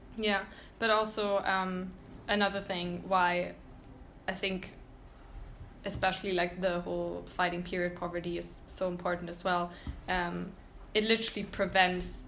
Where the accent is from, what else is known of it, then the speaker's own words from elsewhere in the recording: Berlin, Germany; I'm from Berlin